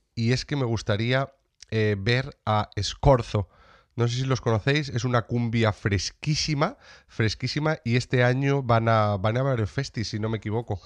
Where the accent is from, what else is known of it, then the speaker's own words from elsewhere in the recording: Sierra de Béjar, Salamanca, Castile and León, Spain; en la Sierra de Béjar, en Salamanca para traer eh, eh, eh, salud, bienestar y dinero para mi tierra